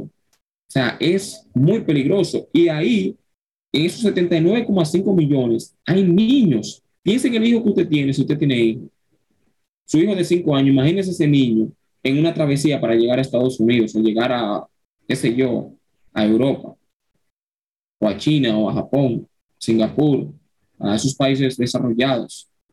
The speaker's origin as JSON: {"language": "Spanish", "country": "Dominican Republic", "said": "soy dominicano, soy cristiano"}